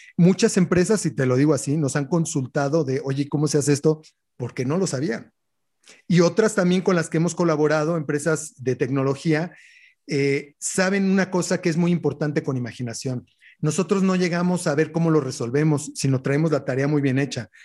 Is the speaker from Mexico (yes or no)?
yes; Mexico; como buenos mexicanos